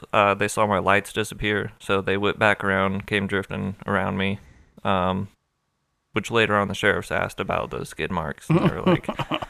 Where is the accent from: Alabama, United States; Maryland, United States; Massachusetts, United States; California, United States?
California, United States; Sacramento; moved away as an adult; now in Utah, United States; I'm from Sacramento